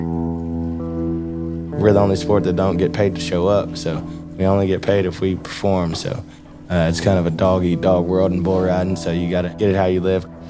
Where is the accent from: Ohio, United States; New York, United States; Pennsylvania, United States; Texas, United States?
Texas, United States; Rockdale; I grew up in Rockdale, Texas